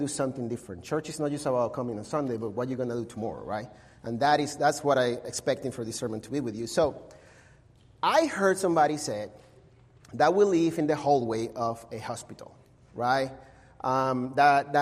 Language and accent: English; Caracas, Capital District, Venezuela; English is a second language; moved away as an adult; now in Mesa, United States; I was born and raised in Caracas